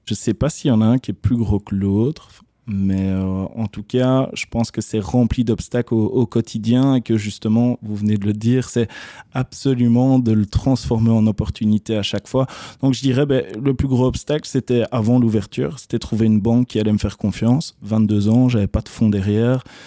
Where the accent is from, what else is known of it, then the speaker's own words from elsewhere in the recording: Charleroi, Wallonia, Belgium; suis Carolo, je revendique le fait que je suis Carolo, donc j'ai grandi à Couillet